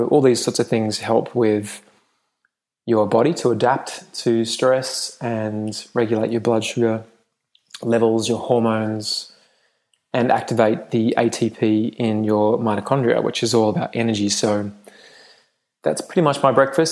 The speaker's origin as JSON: {"language": "English", "region": "England", "country": "United Kingdom", "tie": "born or raised there", "moved": "yes", "said": "I grew up in England"}